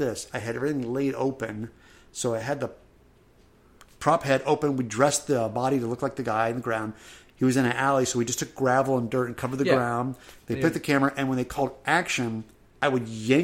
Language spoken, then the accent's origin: English; St. Louis, Missouri, United States; I was in St. Louis as a kid.